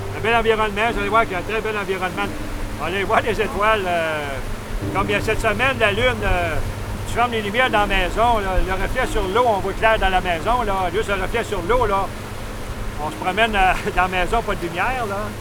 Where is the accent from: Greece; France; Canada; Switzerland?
Canada; Cookshire, Quebec; Quand on était jeunes, nous autres, euh, au bord de la traque, chez nous, à Cookfield